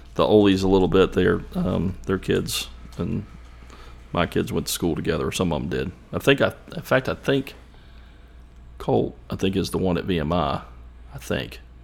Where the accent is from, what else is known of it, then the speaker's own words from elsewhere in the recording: Ashland, United States; growing up in Ashland